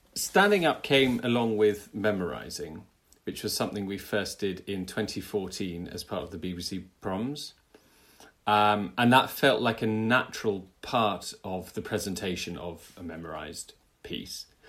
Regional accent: United Kingdom; as a British conductor with a British orchestra

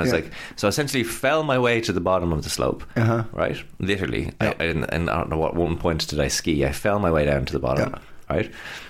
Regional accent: Ireland; as an Irish person

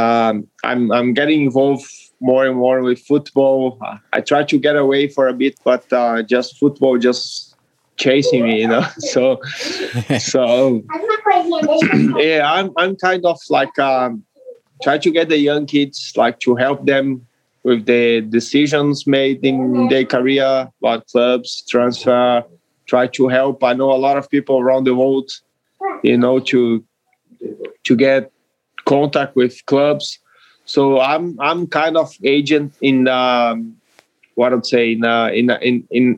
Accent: Caxias do Sul, Rio Grande do Sul, Brazil; English is a second language; moved away as an adult; also born or lived in Melbourne, Australia / Wellington, New Zealand; Juventude here, my hometown

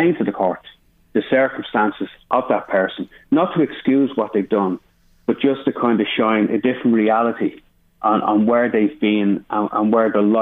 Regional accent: Dublin, Leinster, Ireland; I grew up in Finglas

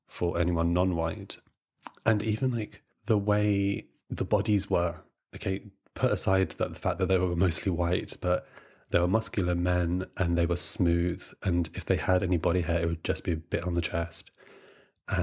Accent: Brighton, South East England, United Kingdom; moved away as an adult; also born or lived in London; I grew up in Brighton, so I would walk down St. James Street

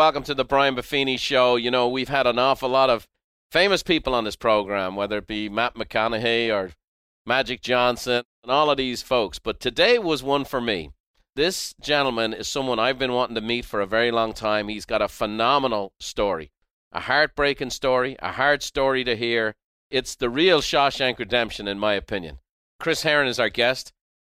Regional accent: Ireland; I as an Irish guy, the underdog, the undersized guy, you were my guy.

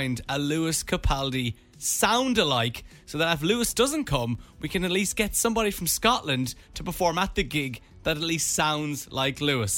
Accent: Dublin, Leinster, Ireland; We're from Dublin

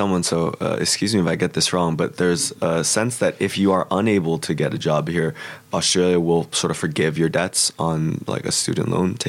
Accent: Pittsburgh, Pennsylvania, United States; moved away as an adult; also born or lived in California; I'm originally from Pittsburgh, which even before my time was sort of like a steel city.

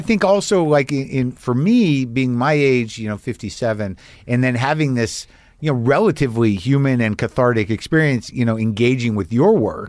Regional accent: New Mexico, United States; I grew up in New Mexico around, you know, galleries

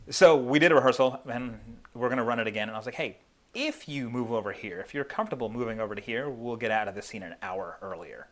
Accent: Philadelphia, Pennsylvania, United States; I'm from Philadelphia

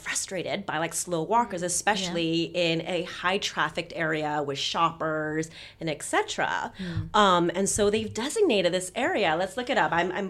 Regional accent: New York, United States; now in London, United Kingdom; I'm a New Yorker, you know, and I come from that very fast paced environment

